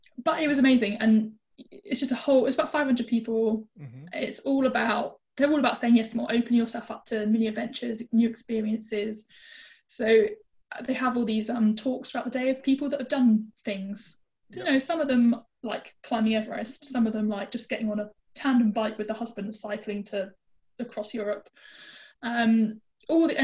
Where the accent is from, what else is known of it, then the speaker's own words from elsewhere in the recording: United Kingdom; being British